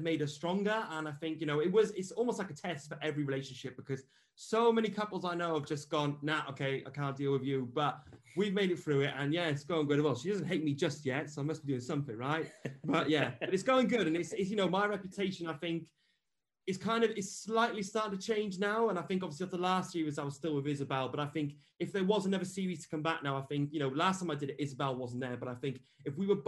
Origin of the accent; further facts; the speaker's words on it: Wales, United Kingdom; I'm from Wales